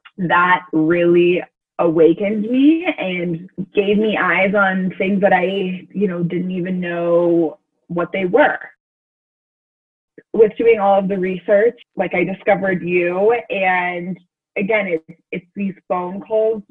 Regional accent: Colorado, United States; I'm from Colorado

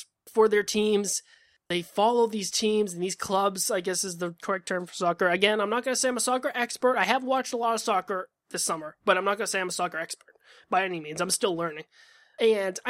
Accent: Boston, Massachusetts, United States; I'm from Boston

